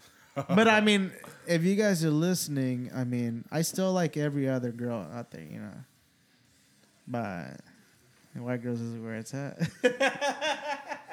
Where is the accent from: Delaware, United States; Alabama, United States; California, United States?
California, United States; moved away; growing up in California